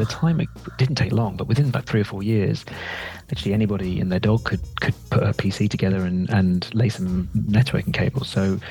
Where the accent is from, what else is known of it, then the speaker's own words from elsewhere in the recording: Sierra Leone; He stayed in West Africa. That's why I was brought up in Sierra Leone as a result.